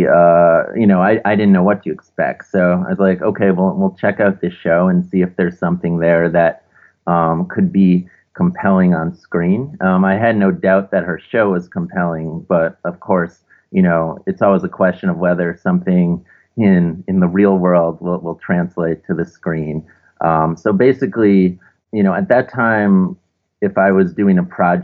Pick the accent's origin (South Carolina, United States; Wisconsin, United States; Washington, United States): Wisconsin, United States; Milwaukee; now in Brooklyn, United States; So I'm originally from Milwaukee, Wisconsin. So originally from the Midwest, but I currently live in Brooklyn, New York.